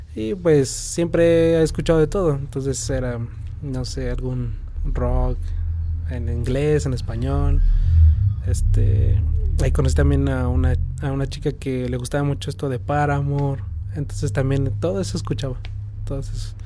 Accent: San Juan del Río, Querétaro, Mexico; Yo soy originario de aquí de San Juan, este, vivo en San Pedro Bacatlán

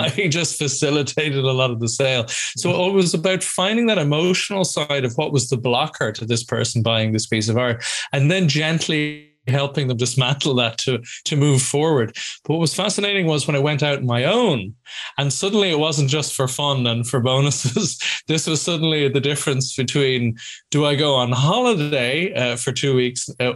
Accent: Ireland; moved away as an adult; also born or lived in Scotland; I'm Irish originally, but went to uni in Scotland

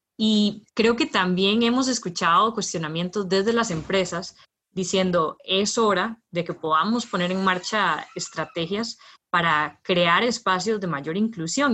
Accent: Heredia, Costa Rica; yo soy de Heredia

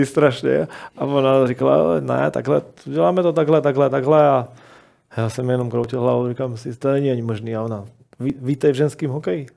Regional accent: Slovakia; moved away as an adult; now in Czech Republic; pořád jsem Slovák

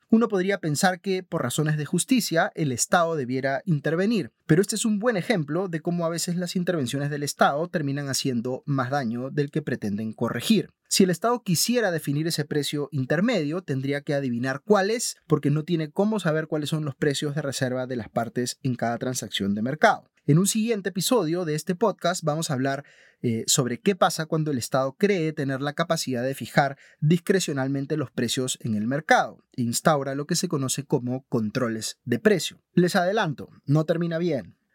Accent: Peru

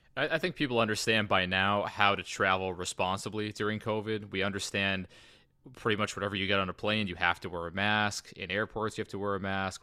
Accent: New England, United States; moved away; in New England, where I'm from

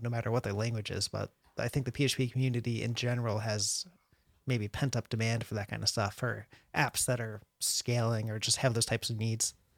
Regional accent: Connecticut, United States; now in San Antonio, United States; I'm from Connecticut

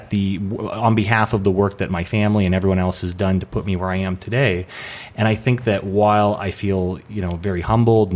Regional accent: Portland, Oregon, United States; moved away as an adult; also born or lived in San Diego, California; now in Los Angeles, United States; I was born in San Diego, and then when my folks, when I was about 5 years old, they were splitting up. So we moved back to Portland, Oregon, where my mom's family was from. And so I grew up there

